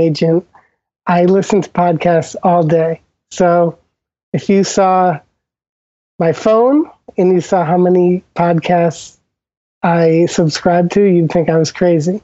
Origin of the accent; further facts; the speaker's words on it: Old Lyme, Connecticut, United States; moved away; I'm from Old Lyme, Connecticut, originally, and the town is known